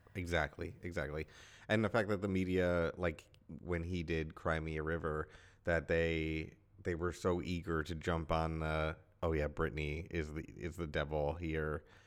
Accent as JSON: {"language": "English", "country": "United States", "said": "being American, being male, and being the same age as her"}